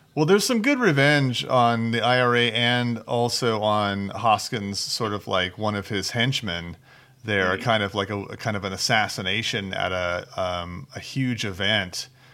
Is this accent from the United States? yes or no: yes; United States; I'm American